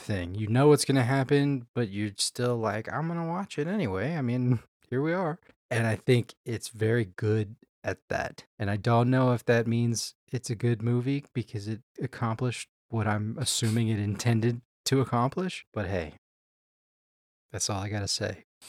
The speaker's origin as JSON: {"language": "English", "town": "Houston", "region": "Texas", "country": "United States", "tie": "born or raised there", "said": "I grew up in Houston"}